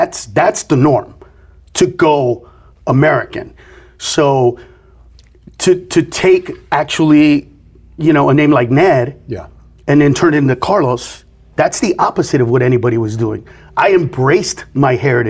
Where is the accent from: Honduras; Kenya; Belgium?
Honduras; now in United States; I'm from Honduras